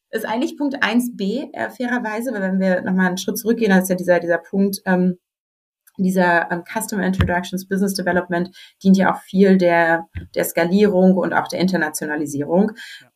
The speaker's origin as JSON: {"language": "German", "region": "Berlin", "country": "Germany", "moved": "as an adult", "said": "ich wollte zurück nach Berlin. Äh, ich komme tatsächlich ursprünglich aus Berlin"}